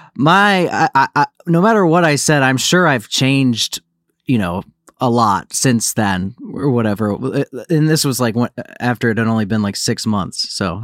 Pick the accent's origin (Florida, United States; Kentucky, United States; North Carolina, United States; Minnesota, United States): Florida, United States; Naples; also born or lived in Livonia, Michigan; now in Los Angeles, United States; I was born in Michigan, but yeah, I'm, uh, I, I grew up, I spent most of my formative years in Naples, Florida